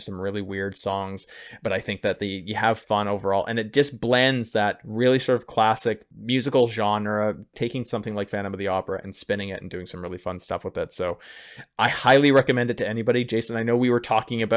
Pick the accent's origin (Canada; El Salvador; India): Canada; Winnipeg, Manitoba, up here in Canada, which is only 4 hours away from my hometown